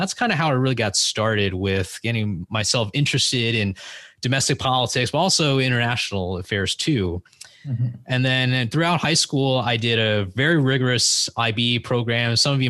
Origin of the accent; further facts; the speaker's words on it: San Francisco, California, United States; I grew up in the San Francisco Bay Area, and I grew up in the city, but I also went to school across the Bay Bridge, and we had a place across the Golden Gate Bridge. So it was quite a Bay Area, California life for me when I was growing up.